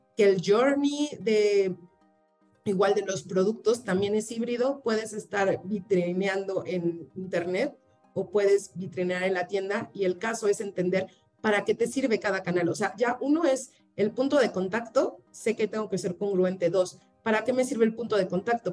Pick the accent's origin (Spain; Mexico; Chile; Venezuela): Mexico; como también mexicanos y latinoamericanos